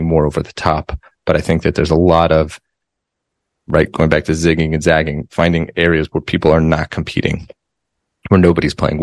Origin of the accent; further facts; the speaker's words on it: Denver, Colorado, United States; I grew up in Denver, Colorado